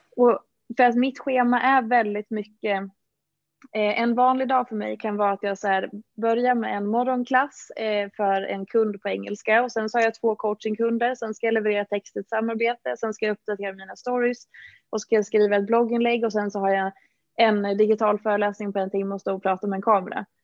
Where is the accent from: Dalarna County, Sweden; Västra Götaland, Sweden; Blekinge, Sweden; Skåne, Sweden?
Dalarna County, Sweden; moved away as an adult; now in Stockholm, Sweden; Och jag är från Dalarna från början, har bott i Stockholm ja, i väldigt många år nu, sedan 2009